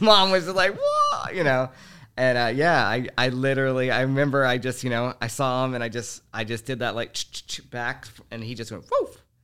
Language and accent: English; Houston, Texas, United States; growing up in Houston was, uh, uh, it was an ex, it, it was a crazy experience